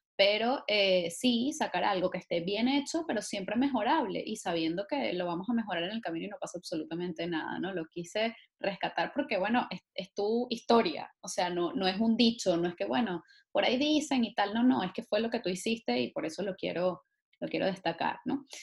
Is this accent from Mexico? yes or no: no; Venezuela